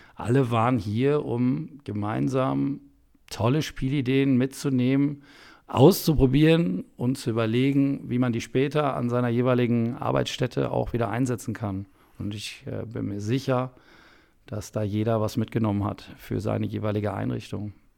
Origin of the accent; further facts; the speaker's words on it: Soest, North Rhine-Westphalia, Germany; ich komme aus Soest in Westfalen, eine nette Kleinstadt